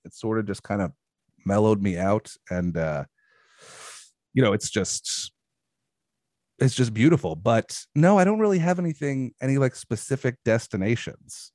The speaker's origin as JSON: {"language": "English", "region": "New York", "country": "United States", "also_born_or_lived": "Brooklyn", "moved": "yes", "said": "I'm originally from New York. I lived in Brooklyn for a while"}